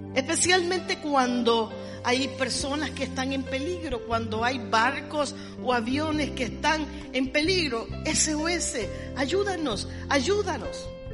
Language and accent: Spanish; Costa Rica; nací en esta tacita de oro